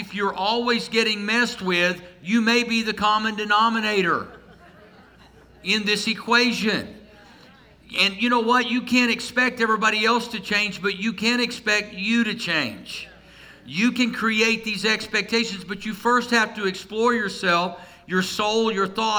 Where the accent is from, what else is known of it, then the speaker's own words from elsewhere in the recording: Tulsa, Oklahoma, United States; I grew up outside of Tulsa